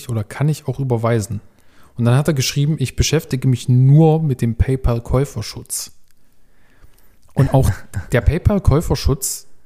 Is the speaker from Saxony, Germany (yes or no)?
yes; Leipzig, Saxony, Germany; nee, nee, ich bin aus Leipzig, komm's abholen.